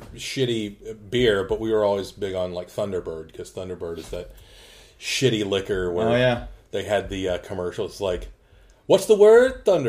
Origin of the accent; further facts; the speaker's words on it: the South, United States; Yeah. I'm from the South, man. We drink like radiator fluid.